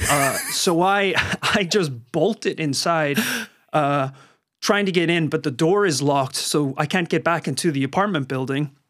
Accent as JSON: {"language": "English", "region": "Northern Ireland", "country": "United Kingdom", "tie": "born or raised there", "said": "I had a lot of fantastic party experiences uh, growing up in Northern Ireland."}